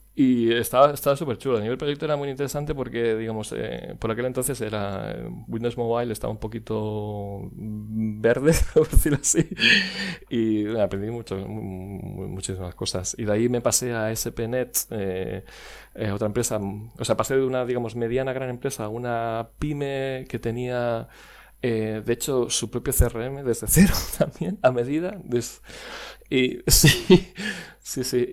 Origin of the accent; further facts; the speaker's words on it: Barcelona, Catalonia, Spain; moved away as an adult; also born or lived in Dublin, Ireland / Wexford, Ireland; nacido en Barcelona, Em, en un pueblecito llamado San Vicente Eh, y bueno, estuve viviendo. En, de hecho, en los últimos años he estado cambiando casi de ciudad eh, prácticamente cada dos años, pero, pero originario, originario de, Barcelona